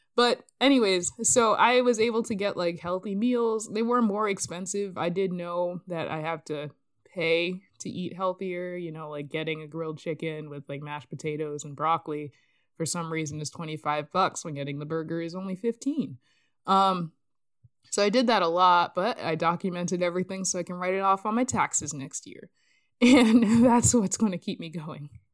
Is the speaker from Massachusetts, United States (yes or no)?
yes; Boston, Massachusetts, United States; I was born in Boston, so I always have this, like, soft spot